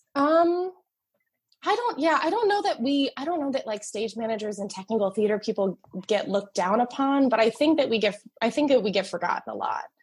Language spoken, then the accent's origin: English; New Jersey, United States; moved away as an adult; now in Chicago, United States; I grew up in New Jersey.